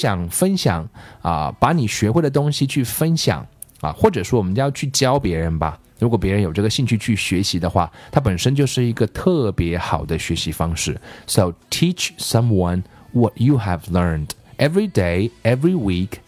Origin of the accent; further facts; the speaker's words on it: China; 我们中国人都有句谚语